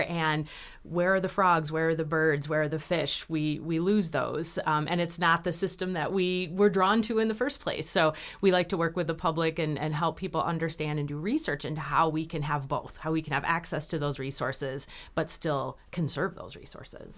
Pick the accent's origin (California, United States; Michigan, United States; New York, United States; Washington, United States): Michigan, United States; I grew up here in Michigan